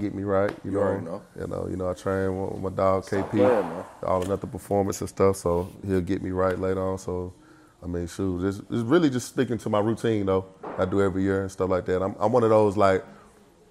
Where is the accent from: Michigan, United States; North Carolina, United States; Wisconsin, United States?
North Carolina, United States; Salisbury; also born or lived in Charlotte, North Carolina; Born and raised in Salisbury, North Carolina